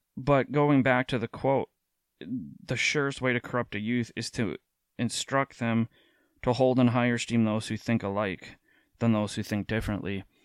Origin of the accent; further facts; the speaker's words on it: Minnesota, United States; an American, um, specifically in the Twin Cities here in Minnesota